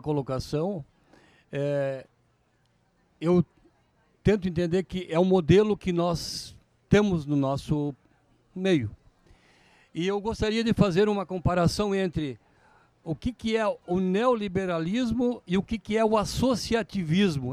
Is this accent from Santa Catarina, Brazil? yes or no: no; Rio Grande do Sul, Brazil; eu sou gaúcho acima de tudo